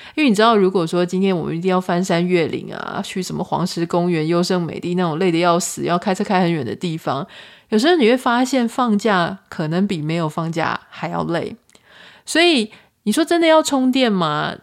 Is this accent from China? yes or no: no; Taiwan; 我是台湾人